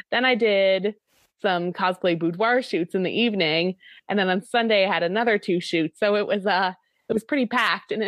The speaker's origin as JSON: {"language": "English", "region": "Newfoundland and Labrador", "country": "Canada", "said": "I'm from Newfoundland, which is like on the very east coast of Canada"}